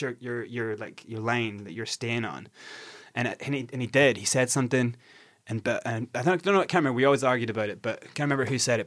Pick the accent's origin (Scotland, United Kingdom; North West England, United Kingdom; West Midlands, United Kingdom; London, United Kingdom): Scotland, United Kingdom; I'm from Scotland.